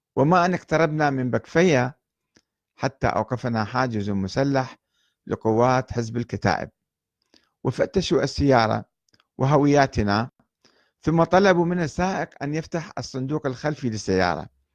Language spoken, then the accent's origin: Arabic; Iraq; moved away; also born or lived in Lebanon / Iran